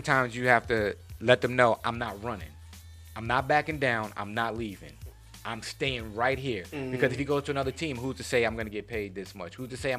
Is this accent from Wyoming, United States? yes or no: no; New York City, New York, United States; I'm from Queens, so I'm kind of petty.